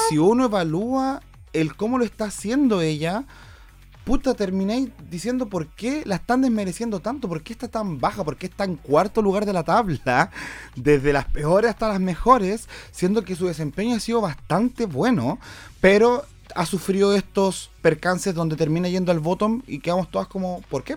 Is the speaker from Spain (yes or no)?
no; Chile; para nosotros en Chile